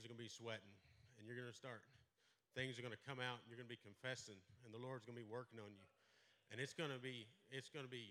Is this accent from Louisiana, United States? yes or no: no; Merkel, Texas, United States; I grew up in Merkel, right outside of Abilene, went to school at Merkel High School